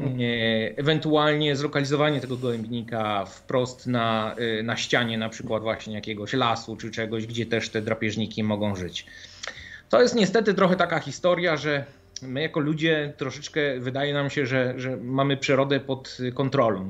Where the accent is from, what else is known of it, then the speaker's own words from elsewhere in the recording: Gdańsk, Pomeranian Voivodeship, Poland; ja pochodzę z Gdańska, więc, ym, gdzieś tam na północy